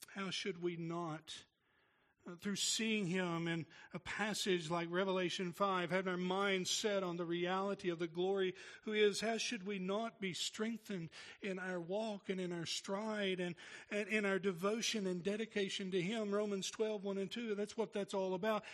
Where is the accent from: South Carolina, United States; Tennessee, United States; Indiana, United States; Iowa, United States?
Tennessee, United States; I'm from Tennessee